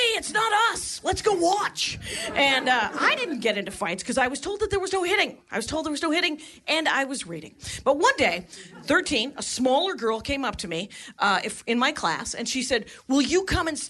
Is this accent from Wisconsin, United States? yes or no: yes; a little town outside of Milwaukee, Wisconsin, United States; I'm from Wisconsin, a little town outside of Milwaukee, a little factory town